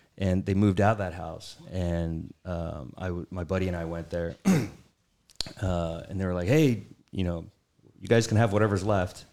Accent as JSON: {"language": "English", "town": "San Diego", "region": "California", "country": "United States", "said": "I'm from San Diego"}